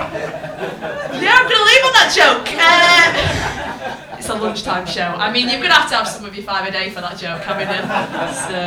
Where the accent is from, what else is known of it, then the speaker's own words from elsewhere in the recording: Rochdale, North West England, United Kingdom; my hometown of Rochdale